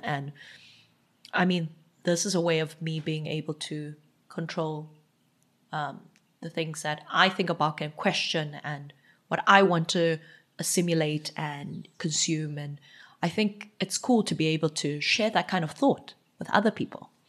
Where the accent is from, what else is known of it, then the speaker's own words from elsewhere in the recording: Eastern Cape, South Africa; first language Xhosa; English is a second language; also born or lived in Johannesburg; now in Cape Town, South Africa; growing up in South Africa